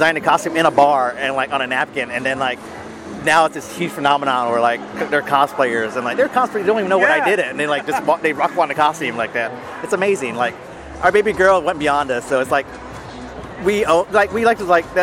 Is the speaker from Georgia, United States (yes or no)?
no; Texas, United States; I'm from Texas